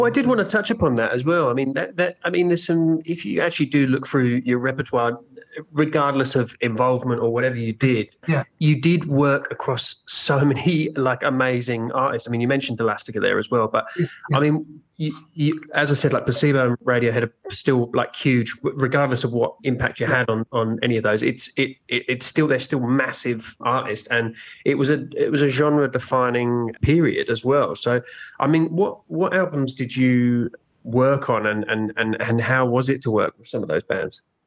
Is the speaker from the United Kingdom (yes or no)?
yes; United Kingdom; both of us with a weird uh, accent, but also yeah. that we're both from the UK.